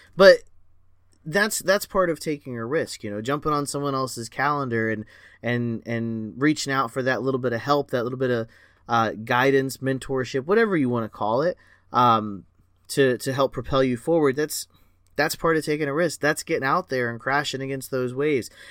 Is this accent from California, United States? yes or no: no; Florida, United States; I was born and raised in Florida